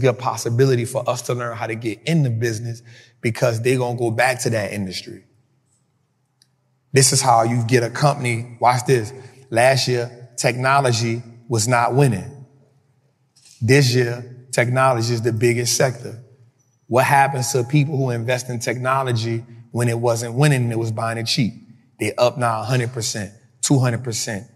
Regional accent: New Orleans, Louisiana, United States; I grew up in Mid-City

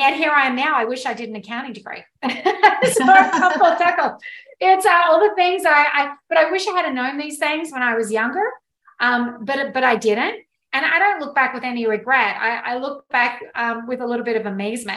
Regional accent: Australia; moved away; So I am actually Australian. I grew up in Australia on a dairy farm

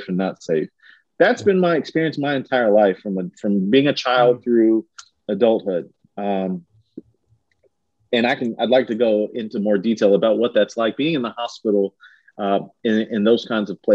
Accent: Richmond, Kentucky, United States; now in Lexington, United States; I grew up in Richmond, Kentucky

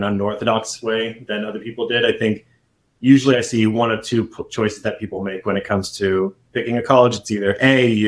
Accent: San Diego, California, United States; now in Bay Area, United States; I originally grew up and born and raised in San Diego.

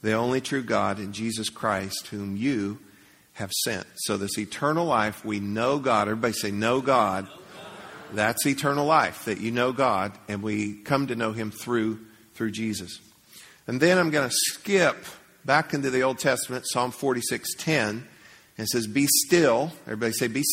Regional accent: Leesburg, United States; I grew up in Leesburg

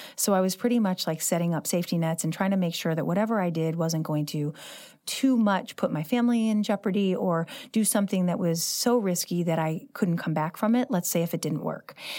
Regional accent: St. Louis, Missouri, United States; I grew up living in the city, I love this Central West End

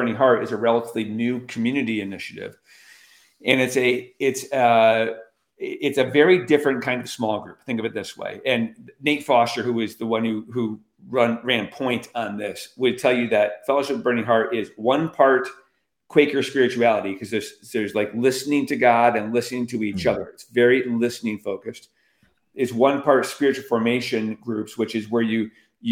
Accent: Albany, New York, United States; I'm from Albany, New York.

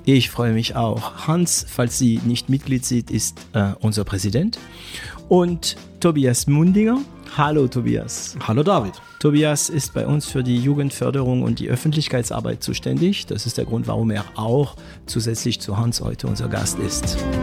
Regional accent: France; German is a second language; now in Germany; ich bin Franzose

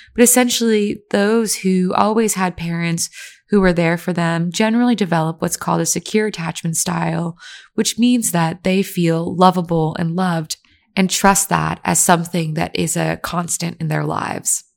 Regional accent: Virginia, United States; I grew up in Virginia, where people are just racist and everyone liked white people better.

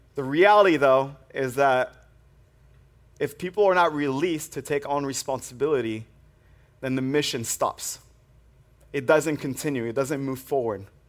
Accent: France; moved away; I grew up in the French Alps

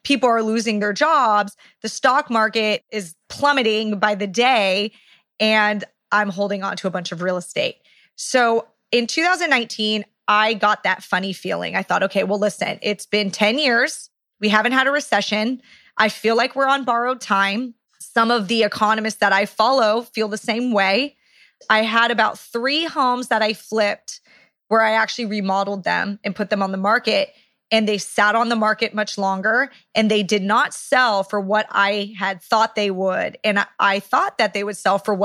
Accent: Orange County, California, United States; where we are right now in my hometown, Orange County, California

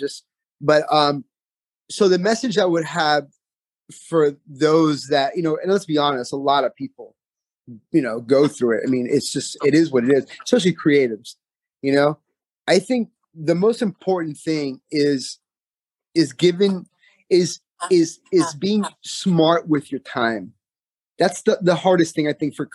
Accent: Homestead, Florida, United States; I'm from Homestead, Florida.

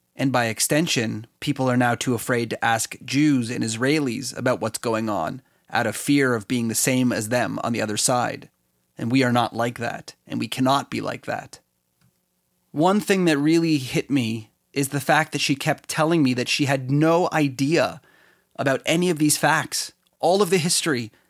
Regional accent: Canada; I'm Canadian

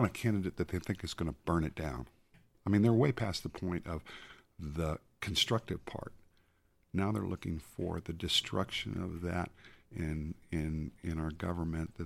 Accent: Southwest, United States; when I was a kid growing up in the Southwest

